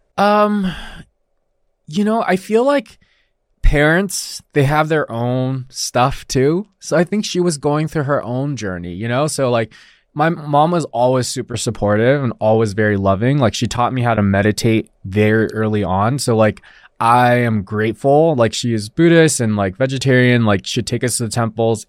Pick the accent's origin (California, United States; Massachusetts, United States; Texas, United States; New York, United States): California, United States; Los Alamitos; first language Mandarin Chinese; English is a second language; also born or lived in Taiwan; I was born here in Los Alamitos, near Huntington Beach